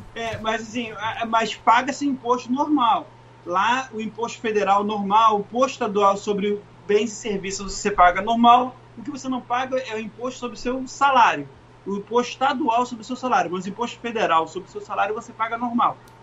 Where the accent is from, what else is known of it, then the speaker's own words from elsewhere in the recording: Rio de Janeiro, Brazil; moved away as an adult; also born or lived in Memphis, Tennessee / Lakeland; now in Wellington, United States; que sou do Rio de Janeiro